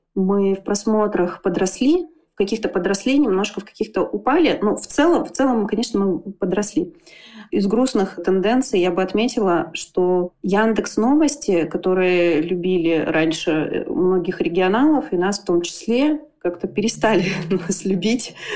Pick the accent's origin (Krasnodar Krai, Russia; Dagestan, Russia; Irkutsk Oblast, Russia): Irkutsk Oblast, Russia; Irkutsk; я из Иркутска, и я здесь живу